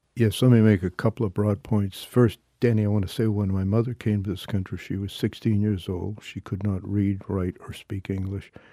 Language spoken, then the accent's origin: English; Maine, United States; I am involved in some hunger and feeding programs in my hometown and, and in other parts of our state